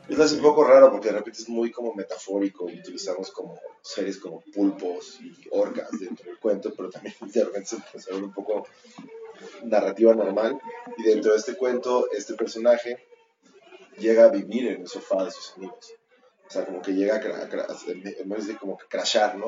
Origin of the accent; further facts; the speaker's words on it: Mexico; also born or lived in Mexico City; somos un chingo de mexicanos